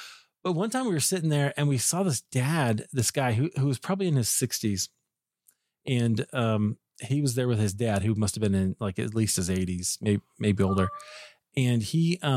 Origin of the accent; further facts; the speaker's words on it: Iowa, United States; also born or lived in Chicago; now in Colorado, United States; I grew up in Iowa.